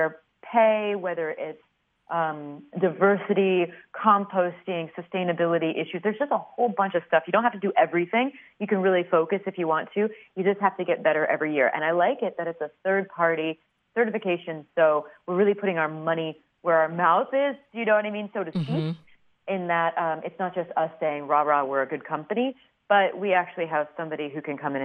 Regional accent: Peoria, Illinois, United States; I grew up in Peoria, Illinois

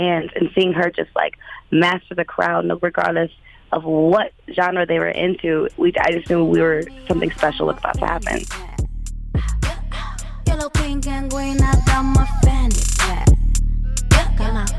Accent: Ohio, United States; now in Minneapolis, United States; So I say I'm from Ohio, but honestly, Minneapolis is a place that I've lived for the longest I've ever lived anywhere.

